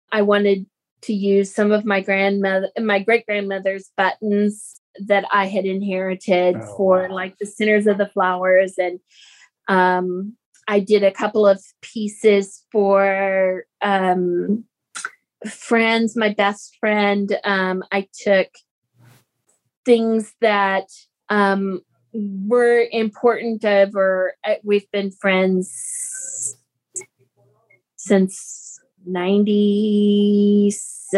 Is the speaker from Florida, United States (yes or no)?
no; Texas, United States; we grew up here in Texas